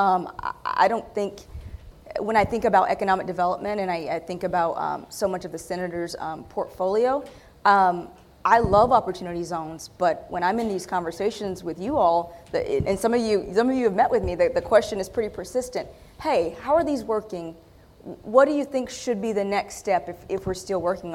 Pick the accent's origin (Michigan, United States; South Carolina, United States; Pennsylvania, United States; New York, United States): South Carolina, United States; Dillon; also born or lived in Marion, South Carolina; I'm from Dillon, South Carolina, and born in Marion from Dillon